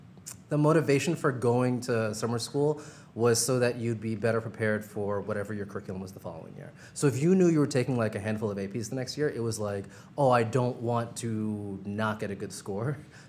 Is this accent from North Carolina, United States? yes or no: no; Brooklyn, New York, United States; also born or lived in Princeton; So I grew up in Brooklyn, I'd say, for the first few years of my life until, I don't know, I was about like 8 or 9.